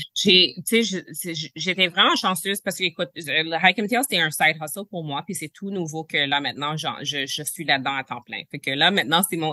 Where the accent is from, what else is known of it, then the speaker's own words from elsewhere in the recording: Quebec, Canada; je suis, première génération canadienne, je, suis née au Québec, je suis née au Canada, mes parents sont nés en Haïti